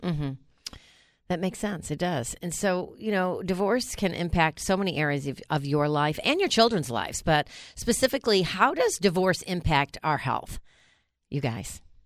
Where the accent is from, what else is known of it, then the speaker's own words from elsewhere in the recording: New York, United States; moved away; I grew up in New York